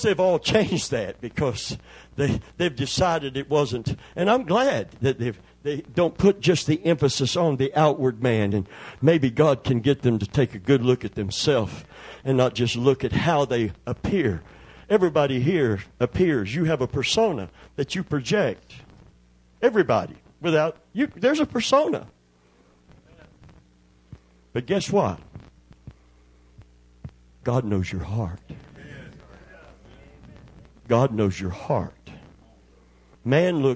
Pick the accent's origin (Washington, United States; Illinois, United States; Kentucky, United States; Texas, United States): Kentucky, United States; I'm from Kentucky